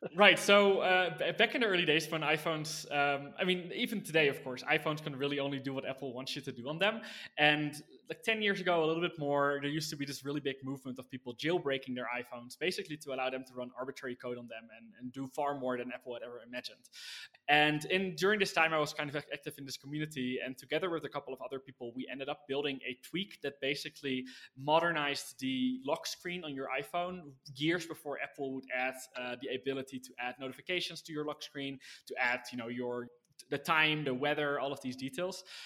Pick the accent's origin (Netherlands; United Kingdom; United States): Netherlands; born and raised in the Netherlands